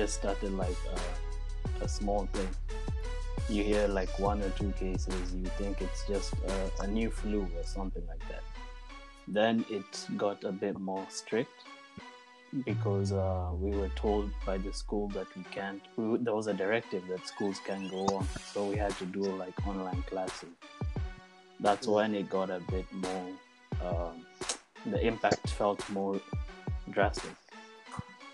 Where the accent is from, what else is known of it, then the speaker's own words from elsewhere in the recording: Kenya; moved away as an adult; now in Spain; I'm a Kenyan. I got to know Daniel from high school when I was still in Kenya.